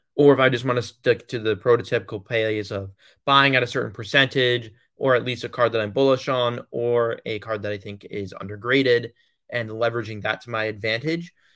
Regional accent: Long Island, New York, United States; I'm from Long Island

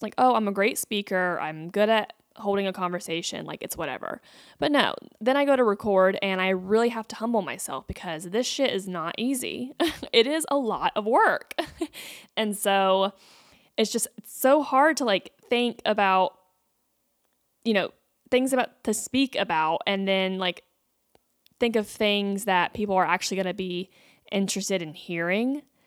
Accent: North Carolina, United States; growing up in North Carolina

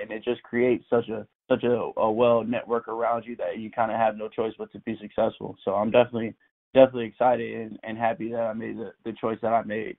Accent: Tampa, Florida, United States; also born or lived in South Carolina / Savannah / Puerto Rico / Charleston; And then I ended up in Tampa around second grade, I think it was. And then I've been in Tampa ever since

